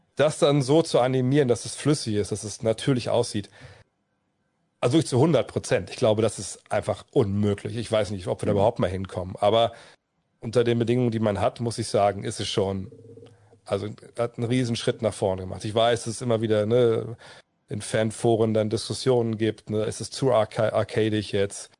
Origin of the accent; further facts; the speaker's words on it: Wolfsburg, Lower Saxony, Germany; eine Mark pro Viertel bei uns in Wolfsburg in der Spielothek